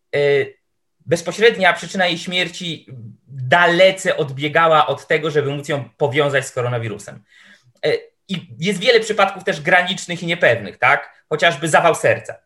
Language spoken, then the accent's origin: Polish; Tomaszów Mazowiecki, Łódź Voivodeship, Poland; ja pochodzę, to jest moje rodzinne miasto, pochodzę z Tomaszowa Mazowieckiego